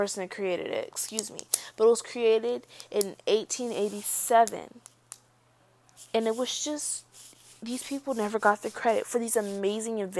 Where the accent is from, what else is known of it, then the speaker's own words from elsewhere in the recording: Georgia, United States; I was born in the South. I was born in Georgia, so yes, I'm a little Southern girl.